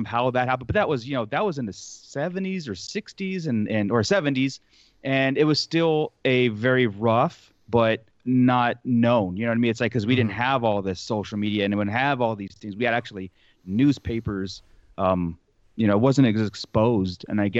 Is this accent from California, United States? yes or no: yes; California, United States; growing up in Southern California, where I've lived now